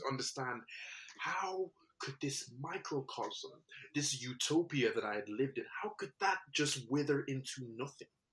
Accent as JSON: {"language": "English", "country": "Nigeria", "tie": "born or raised there", "said": "I was born in Nigeria"}